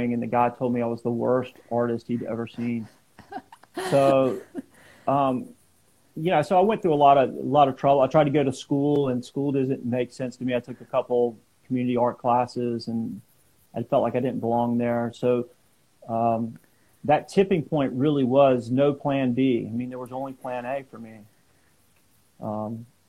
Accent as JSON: {"language": "English", "region": "South Carolina", "country": "United States", "tie": "born or raised there", "moved": "yes", "lives_now": "California, United States", "said": "I grew up in South Carolina"}